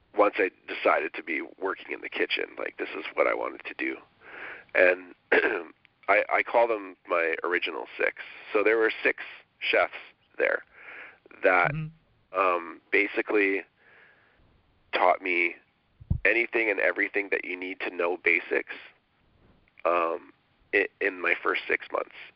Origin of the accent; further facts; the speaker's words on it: Winnipeg, Manitoba, Canada; moved away as an adult; also born or lived in Ottawa; I'm you know from Winnipeg. I packed my bags and threw everything in the car and kind of hit Ottawa